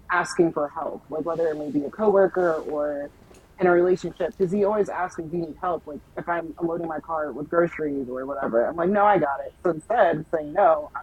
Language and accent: English; Jamaica; being Jamaican, like, my parents didn't allow